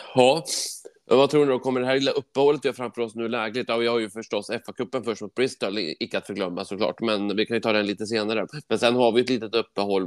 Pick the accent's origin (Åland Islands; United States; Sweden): Sweden